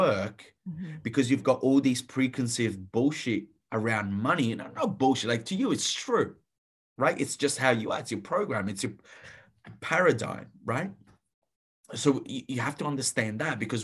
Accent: Italy; moved away; I grew up in Italy, so steeped in a Catholic culture

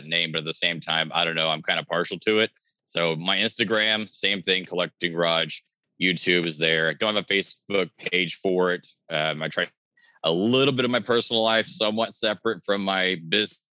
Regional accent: Oklahoma, United States; I've been born and raised in Oklahoma

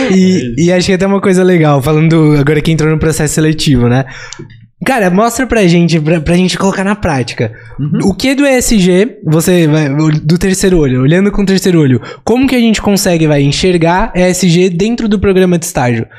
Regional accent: São Paulo, Brazil; a gente é de São Paulo, cresceu em São Paulo, estudou em São Paulo, estagiou em São Paulo

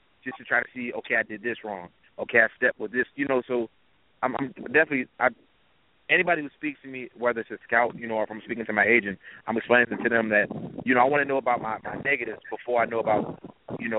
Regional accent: Pittsburgh, Pennsylvania, United States; moved away; originally I'm from the Pittsburgh area

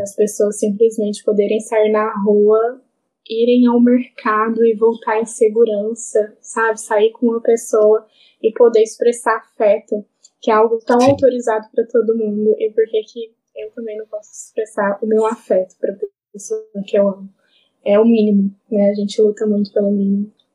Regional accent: Brazil; enquanto brasileiro

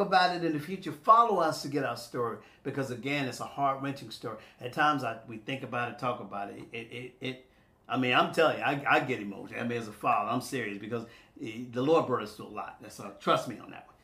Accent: Rock Hill, South Carolina, United States; my hometown of Rock Hill

